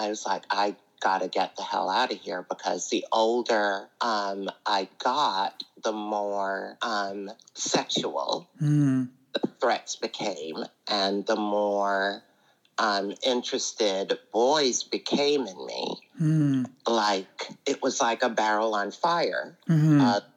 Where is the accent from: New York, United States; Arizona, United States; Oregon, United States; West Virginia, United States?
New York, United States; New York City; also born or lived in Jamaica; I was born in Jamaica, and we moved here, me and my mom, when I was around 5, and grew up here in Brooklyn.